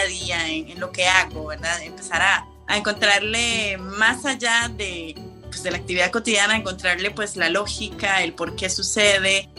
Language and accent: Spanish; Costa Rica; moved away as an adult; now in Switzerland; yo soy costarricense